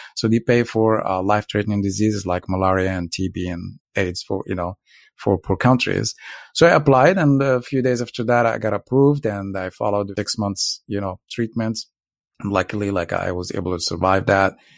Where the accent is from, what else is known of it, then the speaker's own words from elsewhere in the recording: Morocco; now in Los Angeles, United States; I'm originally from Morocco. Uh, I was born to a very poor family on very poor village in the south and grew up, uh, in a very tough environment